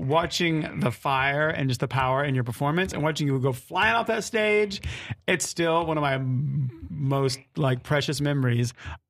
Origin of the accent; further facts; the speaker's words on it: near Bristol, Virginia, United States; I grew up near Bristol, Virginia. Enough. Tennessee, it's on the state line.